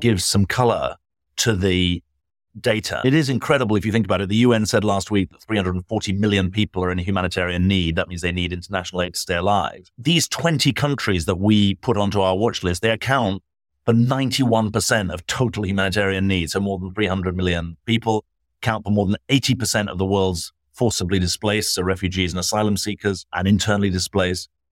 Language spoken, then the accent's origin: English; United Kingdom; now in United States; as a Brit living in America